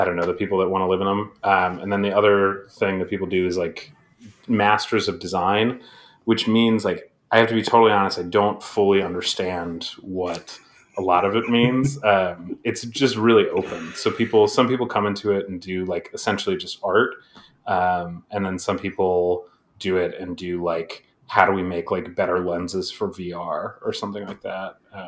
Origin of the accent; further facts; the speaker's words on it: Aurora, Colorado, United States; also born or lived in Kent, Ohio; now in Boston, United States; I grew up in Colorado, like right outside of Denver in Aurora